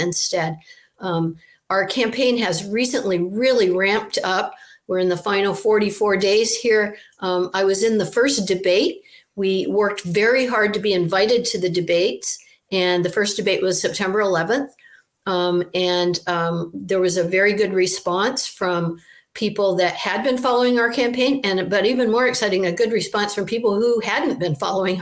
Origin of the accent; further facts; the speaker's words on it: Maine, United States; Senator Margaret Chase Smith was from my hometown in Maine